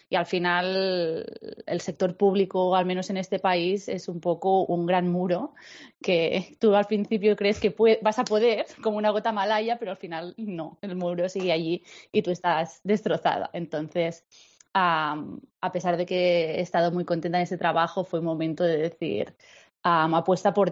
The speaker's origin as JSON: {"language": "Spanish", "town": "Girona", "region": "Catalonia", "country": "Spain", "lives_now": "Barcelona, Spain", "said": "Sí, somos de Girona las dos. Pero yo he estado unos años. Bueno, yo, yo he eh, eh, he estado"}